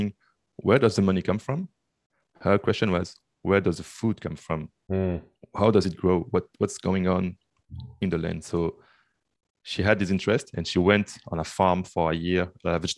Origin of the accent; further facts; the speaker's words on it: Brussels, Brussels-Capital Region, Belgium; moved away as an adult; now in Canada; I'm from Belgium, Brussels. This is where I lived. Then I moved to Canada for the studies.